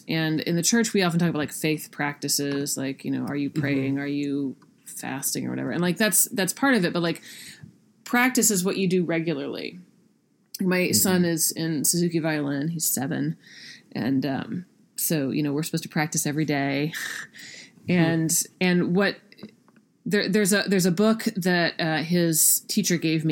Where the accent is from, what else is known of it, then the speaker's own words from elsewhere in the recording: South Carolina, United States; I grew up in South Carolina. That's where I picked it up.